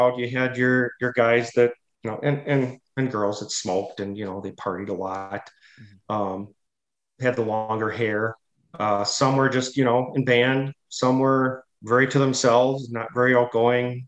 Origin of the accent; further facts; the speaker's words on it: Hubertus, Wisconsin, United States; I grew up in Hubertus, Wisconsin, and that is probably, I would consider it suburb / rural